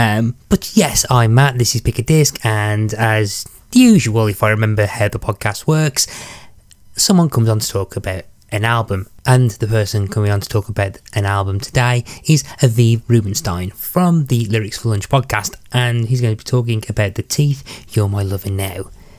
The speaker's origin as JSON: {"language": "English", "country": "United Kingdom", "said": "as much as the Brit in me would love to talk about the weather for an hour"}